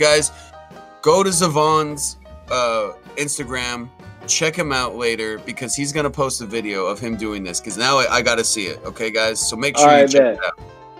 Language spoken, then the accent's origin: English; San Francisco Bay Area, California, United States; And I'm born and raised in the San Francisco Bay Area.